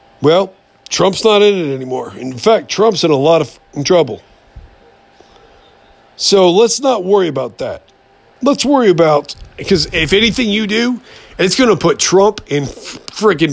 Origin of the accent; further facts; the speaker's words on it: United States; as the American people